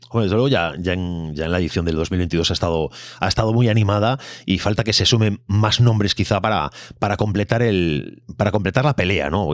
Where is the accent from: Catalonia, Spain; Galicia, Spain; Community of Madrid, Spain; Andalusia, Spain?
Galicia, Spain; como gallego